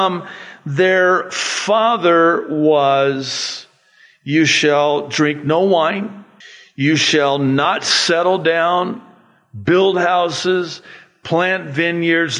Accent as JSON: {"language": "English", "country": "United States", "tie": "born or raised there", "said": "I was given a green card, and it said on there, alien."}